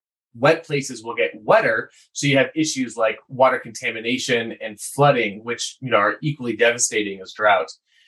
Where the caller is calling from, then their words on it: Boulder, Colorado, United States; I'm talking from Boulder, Colorado, where I actually went to school here.